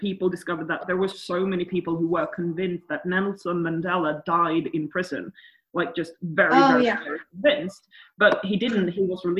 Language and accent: English; Sweden; I'm from Sweden